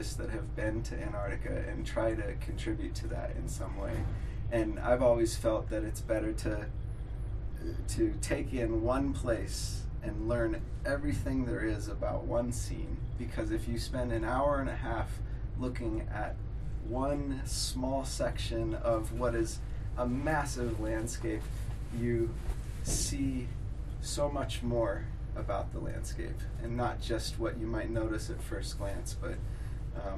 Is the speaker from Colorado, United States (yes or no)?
yes; Crested Butte, Colorado, United States; I'm an artist from Crested Butte, Colorado